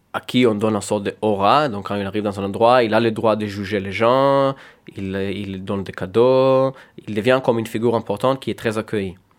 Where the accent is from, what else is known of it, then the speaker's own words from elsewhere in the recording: Tel Aviv, Tel Aviv District, Israel; first language Hebrew; French is a second language; now in France; j'ai quitté Tel Aviv très jeune